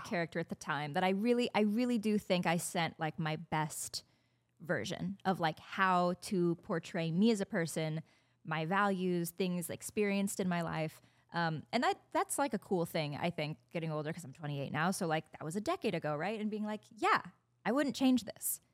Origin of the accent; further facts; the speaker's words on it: Indiana, United States; moved away; A lot of people stayed local, went to Purdue. I'm from Indiana